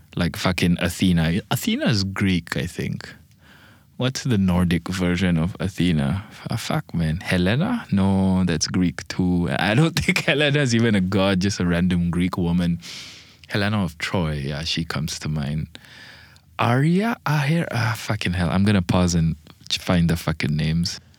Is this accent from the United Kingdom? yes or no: no; Malaysia; also born or lived in Bangladesh; I'm Malaysian, so, like, the tiger is my national animal, and I'm half Bangladeshi